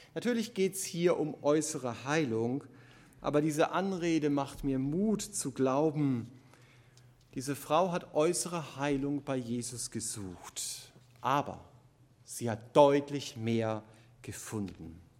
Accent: Germany; Gerade als Deutsche

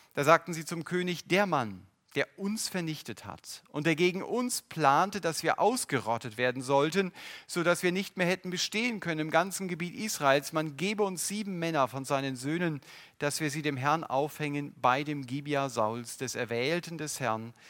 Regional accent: Germany; Unsere Grenzen als Deutsche

